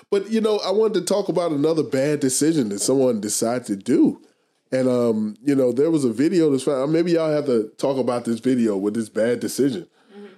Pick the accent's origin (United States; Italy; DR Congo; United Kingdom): United States; we have to really evaluate ourselves as an American society